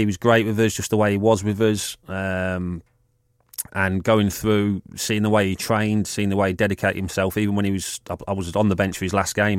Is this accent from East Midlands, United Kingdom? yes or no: yes; Leicester, East Midlands, United Kingdom; I was born in Leicester and all my family were Leicester fans